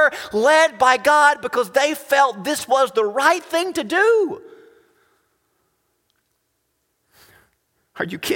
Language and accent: English; United States